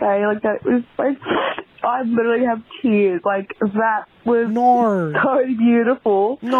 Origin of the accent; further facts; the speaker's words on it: Australia; I'm 24. I'm from Australia.